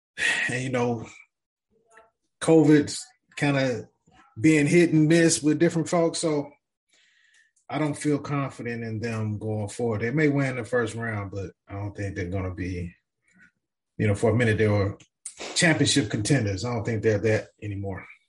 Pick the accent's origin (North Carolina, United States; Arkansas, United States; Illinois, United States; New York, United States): Arkansas, United States; I'm from Arkansas